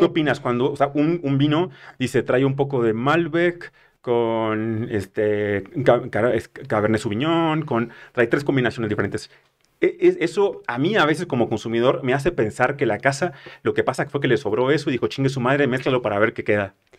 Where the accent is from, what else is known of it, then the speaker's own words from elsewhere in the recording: northern Mexico, Mexico; moved away; consumía como buen norteño